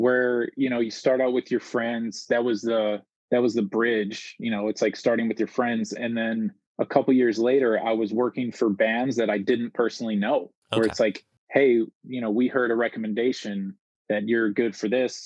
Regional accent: Chicago, Illinois, United States; born and raised in Chicago

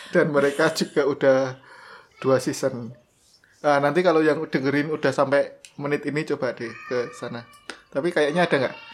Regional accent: Java, Indonesia; kita berdua dari Jawa.

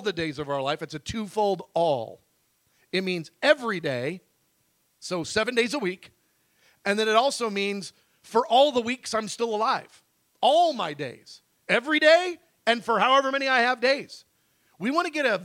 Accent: United States; American Christians

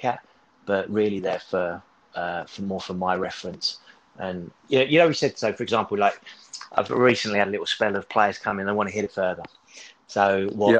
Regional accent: Kent, South East England, United Kingdom; I grew up in Kent

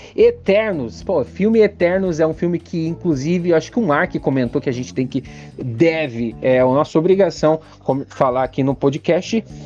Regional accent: Curitiba, Paraná, Brazil; eu sou de Curitiba

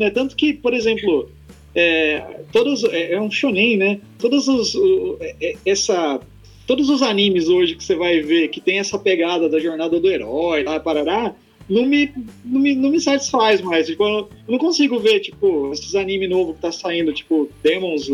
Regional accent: Campo Mourão, Paraná, Brazil; Eu sou daqui de Campo Mourão, nascido e criado também aqui.

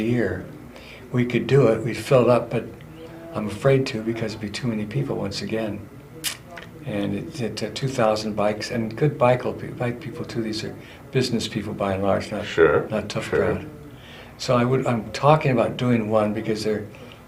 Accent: Montana, United States; moved away; also born or lived in California; I was born in Montana

